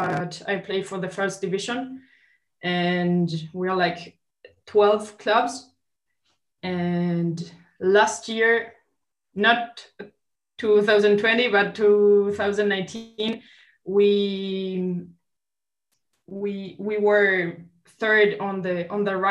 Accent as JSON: {"language": "English", "region": "Montevideo", "country": "Uruguay", "said": "from Montevideo, Uruguay"}